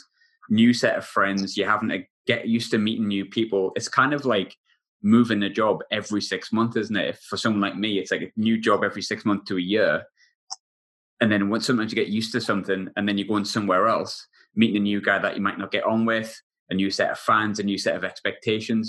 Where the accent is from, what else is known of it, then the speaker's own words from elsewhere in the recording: Sunderland, North East England, United Kingdom; also born or lived in Scotland; I was born in Sunderland